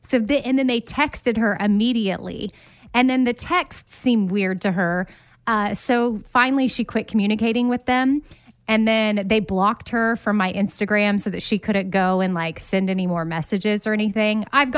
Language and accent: English; Austin, Texas, United States; And the number she was texting with was an Austin area code, which I was born and raised in Austin.